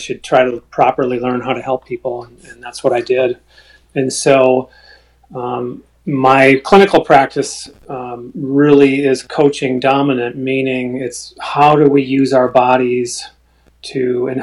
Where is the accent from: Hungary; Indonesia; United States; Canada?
United States; Wisconsin; moved away; I'm from Wisconsin